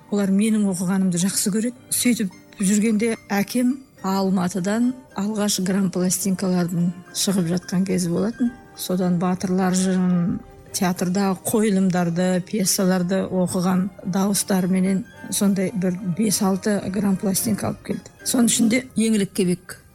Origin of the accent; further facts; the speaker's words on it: Koldenen village, Urzhar District, Semey region, Abai Region, Kazakhstan; семейге қарасты бұрын үржар ауданы деген аудан болды сол ауданда мен дүниеге келдім көлденең деген ауылында